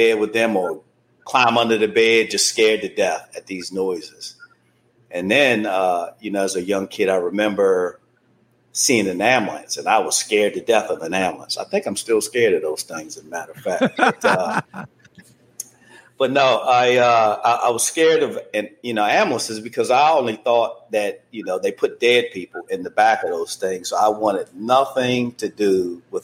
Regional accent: Washington, District of Columbia, United States; I was born in Washington, D.C., born and spent, you know, the first handful of years in D.C.

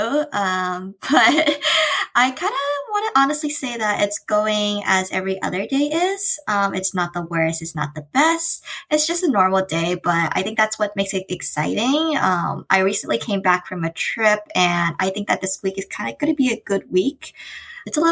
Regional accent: San Jose, California, United States; I grew up in San Jose, California. So it's kind of in the heart of the Bay Area

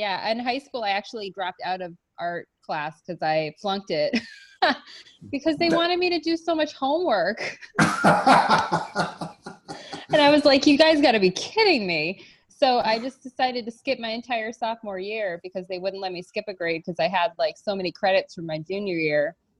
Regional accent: West Newton, Massachusetts, United States; Newton, Upper Falls, Newton's, I'm from West Newton. There's Auburndale. There's the lake, which is Nonantum, which is the Italian-Irish section that's got its own Kearney language. Like, that's kind of near where I'm from, too.

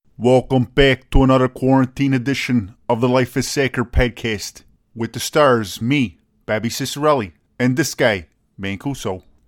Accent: United States; I was born here

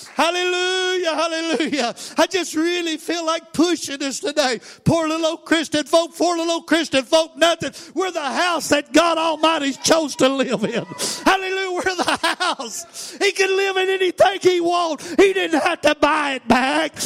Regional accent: Tennessee, United States; I'm from Tennessee

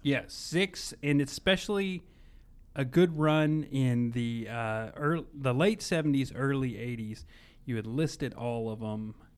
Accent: Bardstown, Kentucky, United States; I grew up in Kentucky. I grew up in Bardstown

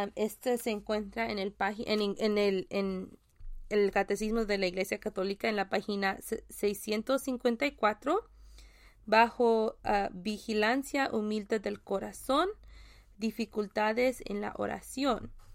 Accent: Mexico; sí soy mexicana, pero mi español toma práctica

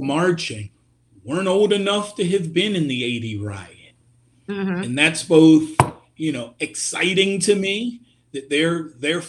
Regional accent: Miami, Florida, United States; I'm not from Miami originally, but I grew up here. So I was in high school during the May 80 riots

